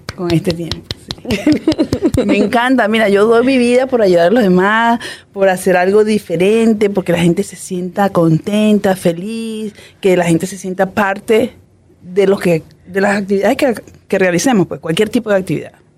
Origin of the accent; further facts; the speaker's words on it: Puerto Ayacucho, Amazonas, Venezuela; moved away as an adult; yo soy del Amazonas, me crié en el Amazonas